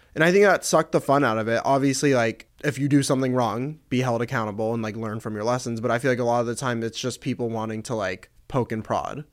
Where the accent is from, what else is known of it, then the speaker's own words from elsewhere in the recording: Atlanta, Georgia, United States; moved away as an adult; now in Los Angeles, United States; I'm from Atlanta. I grew up there, um, for eighteen years, and then I moved out here.